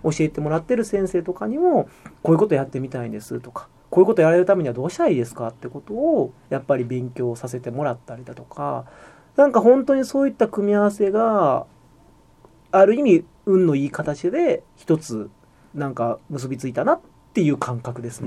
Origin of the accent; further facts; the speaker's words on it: Shiga, Japan; moved away as an adult; こっちに地元に帰ってきて